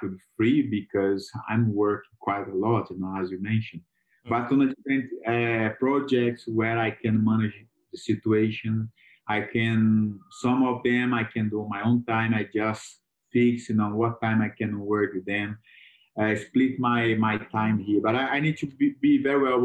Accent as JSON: {"language": "English", "town": "Lagoa da Prata", "region": "Minas Gerais", "country": "Brazil", "tie": "born or raised there", "also_born_or_lived": "United Kingdom", "second_language": "English", "moved": "as an adult", "said": "the hotel business in my hometown, Lagoa Prata"}